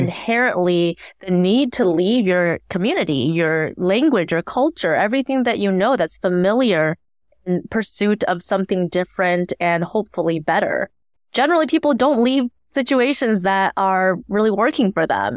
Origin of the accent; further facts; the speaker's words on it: Ann Arbor, Michigan, United States; also born or lived in Shanghai, China; I grew up in Ann Arbor, Michigan